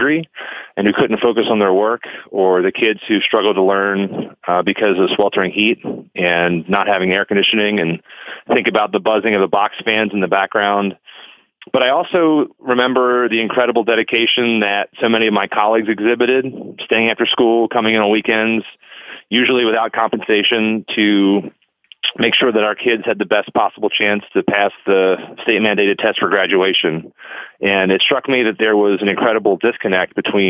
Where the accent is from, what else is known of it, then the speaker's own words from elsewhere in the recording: eastern Baltimore County, Maryland, United States; Born and bred over in eastern Baltimore County in the shadow of a steel mill